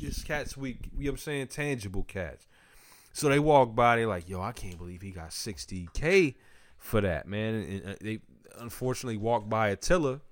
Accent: New York City, New York, United States; I'm from Park Hill as well

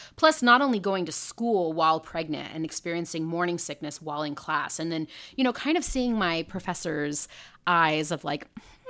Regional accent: Houston, Texas, United States; I am from Texas, Houston originally.

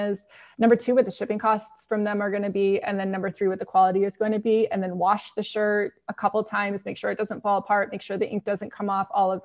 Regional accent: San Diego, California, United States; I grew up in San Diego

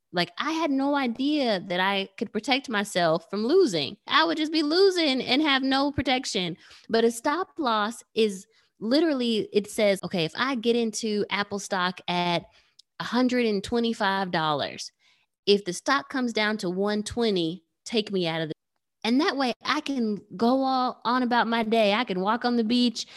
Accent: Nigeria; I'm Nigerian

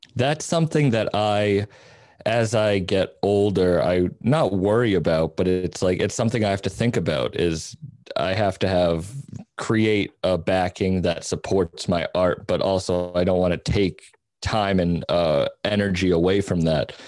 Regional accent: Cape Cod, Massachusetts, United States; moved away; I grew up on Cape Cod

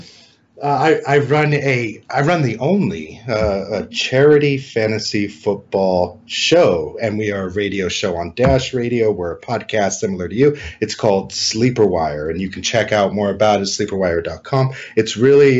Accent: California, United States; also born or lived in Colorado / China; I was born and raised here in California

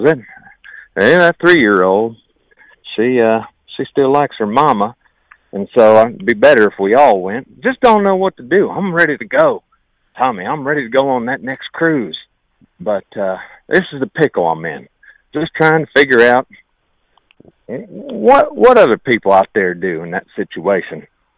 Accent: Virginia, United States; now in Pickaway County, United States; Hey, my accent, I done come up through West Virginia from Virginia down there, talk more like this in Virginia.

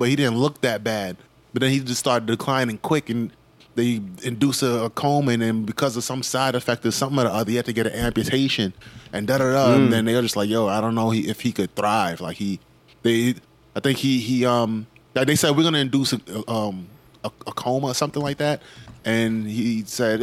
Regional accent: New York City, New York, United States; I grew up in New York and I've been in New York for a while

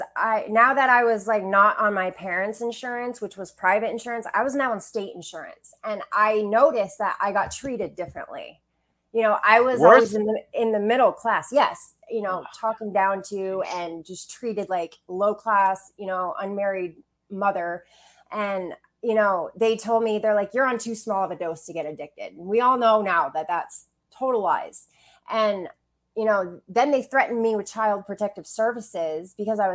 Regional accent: Bangor, Maine, United States; also born or lived in Quincy, Illinois / Brooklyn, New York; we moved up to the Bangor area, and I lived most of my life there. And I had a really great childhood

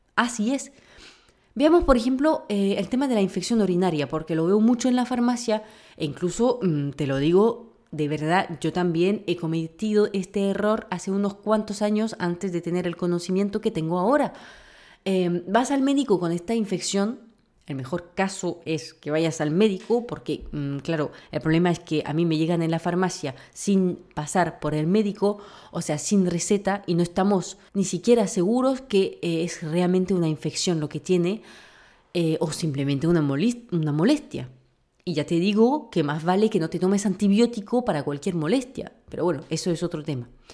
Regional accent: France; moved away; como buena francesa

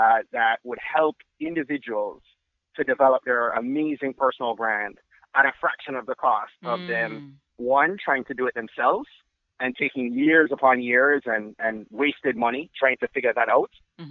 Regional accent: Jamaica; I'm Jamaican

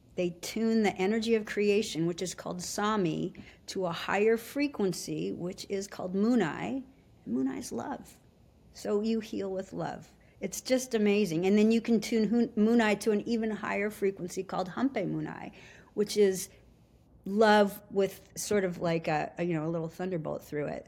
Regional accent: Anchorage, Alaska, United States; I was raised in Alaska. We moved up there when I was four years old

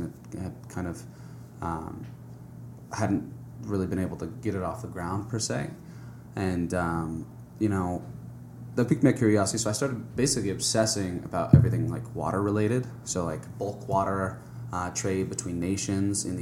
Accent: Santa Barbara, California, United States; also born or lived in Hawaii; I grew up in Santa Barbara, and basically, not a bad place to grow up by any means, and spent my summers and winters in Hawaii pretty much every year

